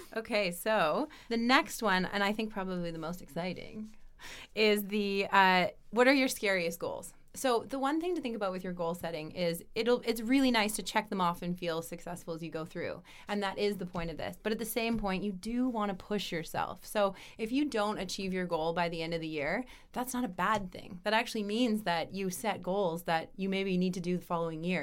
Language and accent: English; Canada; now in Europe; being a Canadian, now being in Europe